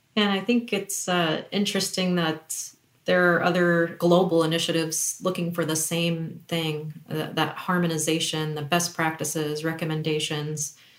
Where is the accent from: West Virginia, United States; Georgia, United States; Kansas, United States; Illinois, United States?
Kansas, United States; Kansas City; both of us are Kansas City natives. We hail from the Kansas City area, from Kansas